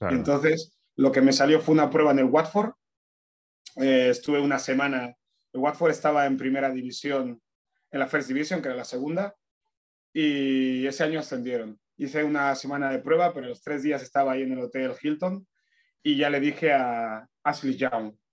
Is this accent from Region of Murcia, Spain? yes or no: no; Fuerteventura, Canary Islands, Spain; born or raised there; also born or lived in Añisoc, Equatorial Guinea